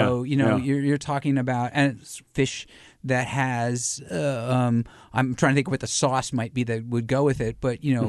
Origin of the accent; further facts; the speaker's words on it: United States; I'm an American.